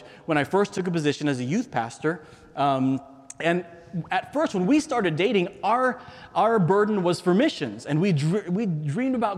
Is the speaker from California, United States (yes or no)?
yes; San Diego, California, United States; I grew up in San Diego, California, America's finest city